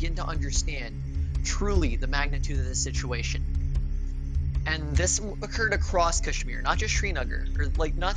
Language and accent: English; Detroit, Michigan, United States; I was born in Detroit